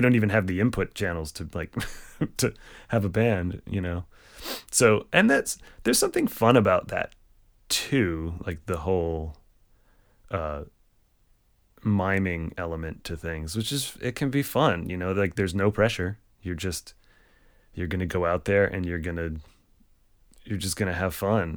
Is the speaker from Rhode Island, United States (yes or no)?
yes; Barrington, Rhode Island, United States; also born or lived in Boston; I grew up in Barrington, Rhode Island